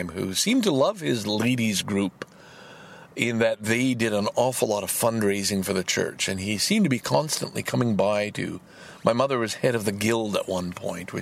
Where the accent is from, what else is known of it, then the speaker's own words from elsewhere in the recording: Salaberry-de-Valleyfield, Quebec, Canada; also born or lived in Lachine; I grew up in Valleyfield the first 8 years of my life.